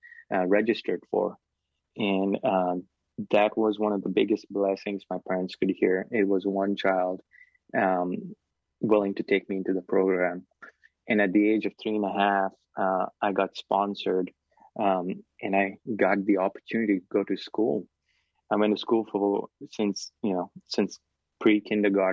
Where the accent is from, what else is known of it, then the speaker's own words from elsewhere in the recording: Kolkata, West Bengal, India; moved away; I grew up in Calcutta, India, in a house, a room that was 12 feet by 6 feet wide